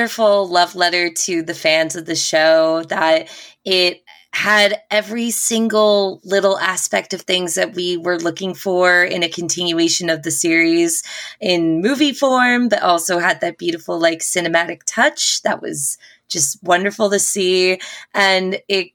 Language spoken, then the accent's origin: English; New York City, New York, United States; I'm a New Yorker